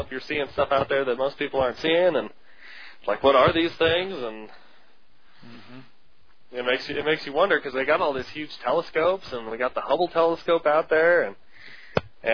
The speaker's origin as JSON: {"language": "English", "country": "United States", "said": "as an American"}